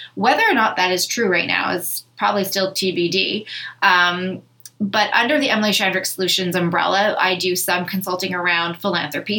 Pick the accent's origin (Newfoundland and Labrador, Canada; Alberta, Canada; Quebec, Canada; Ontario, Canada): Ontario, Canada; Thunder Bay; moved away as an adult; also born or lived in Winnipeg, Manitoba / Victoria, BC / Vancouver, BC / Toronto; I grew up in Thunder Bay, I have lived in Winnipeg, Manitoba